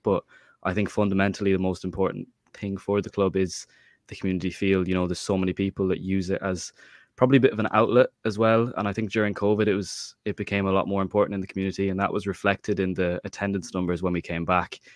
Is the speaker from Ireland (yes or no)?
yes; Mayo, Connacht, Ireland; I'm from Mayo